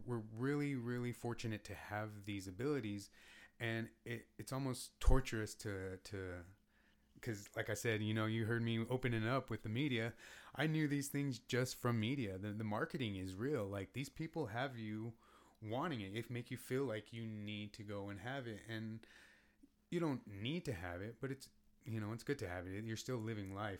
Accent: United States

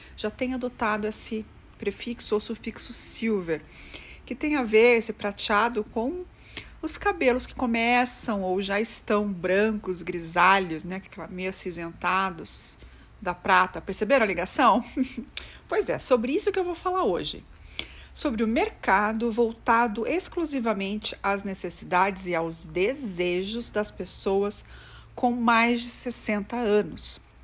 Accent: Brazil

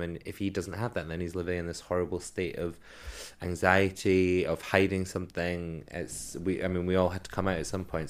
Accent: Edinburgh, Scotland, United Kingdom; now in London, United Kingdom; where I grew up in Edinburgh

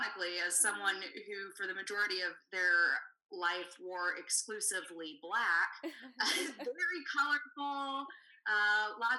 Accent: Savannah, Georgia, United States; moved away as an adult; also born or lived in Texas; I grew up in Savannah, Georgia, and I left for a long time, but it was always calling me back

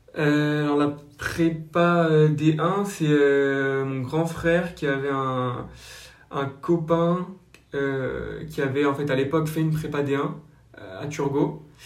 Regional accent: Basque Country, Nouvelle-Aquitaine, France; also born or lived in Le Raincy, Seine-Saint-Denis; je suis originaire du Pays Basque où j'ai encore une partie de ma famille et une autre partie donc, en région parisienne dans 93 au Rincy

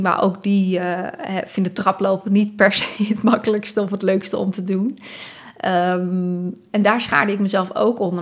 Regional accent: Dordrecht, South Holland, Netherlands; moved away as an adult; also born or lived in Tilburg; Ik ben opgegroeid in Dordrecht.

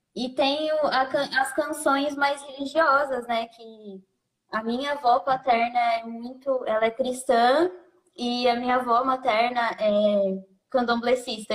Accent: São Paulo, Brazil; also born or lived in Santo André; boa parte da, da, da minha criação foi num, meio no, já numa conexão Goianás e Itaquera

